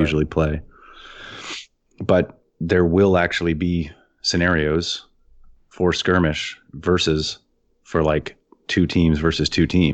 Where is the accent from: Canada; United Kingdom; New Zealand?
Canada; as a Canadian